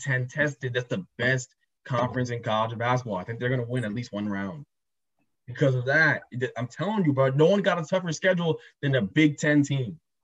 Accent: New Jersey, United States; we're from Jersey.

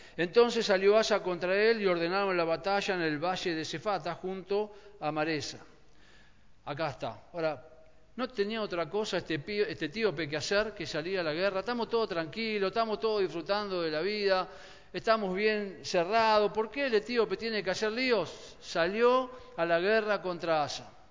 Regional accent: Argentina; Nosotros somos, Argentina es un país eh, profundamente católico en su mayoría

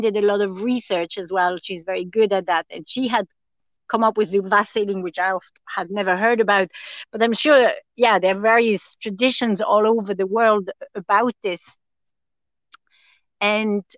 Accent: France; also born or lived in Austria; now in Tipperary, Ireland; I grew up in France and would have gone to Austria a good bit as a kid as well, because I'd have family there.

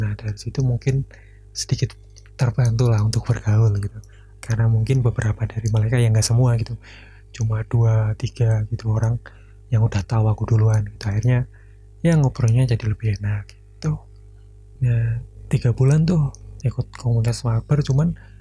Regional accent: Blora, Central Java, Indonesia; daerah aku di Blora

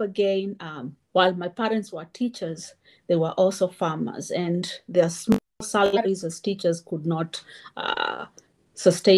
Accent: Kenyan coast, Kenya; also born or lived in Auburn, Alabama, United States; now in Urbana-Champaign, United States; I am currently living in Urbana-Champaign, and I grew up in the Kenyan coast.

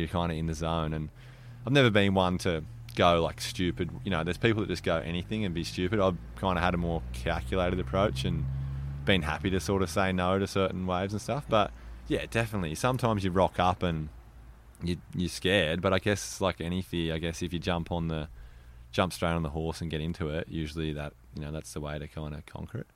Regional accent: Mollymook, New South Wales, Australia; I grew up in Mollymook, which is, yeah, where we're sitting

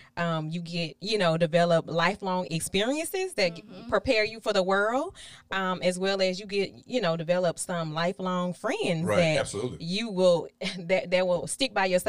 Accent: Baton Rouge, Louisiana, United States; moved away as an adult; now in Houston, United States; I am from Baton Rouge, Louisiana. So I was born and raised there. I've been in Houston now for about 8 years.

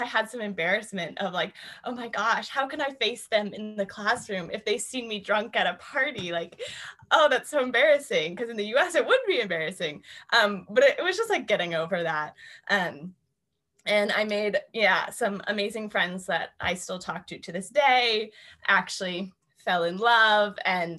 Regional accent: East Coast, United States; And I come from the East Coast of the US where like you don't really smile at people on the street

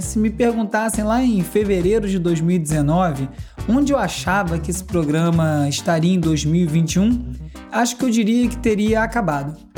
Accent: Brazil

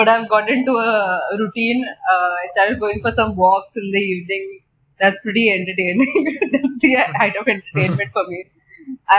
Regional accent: Mumbai, Maharashtra, India; I've been born and brought up in Mumbai all my life

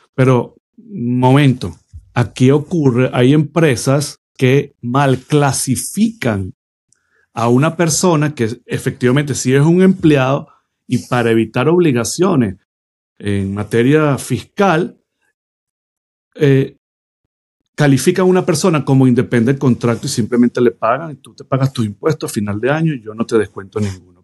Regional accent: Venezuela; moved away as an adult; now in United States; Yo soy un inmigrante, de, soy venezolano

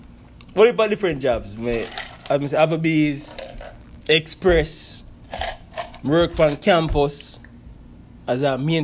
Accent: Mexico; now in United States; So me like consider as a Mexican over here, as the American would I put it.

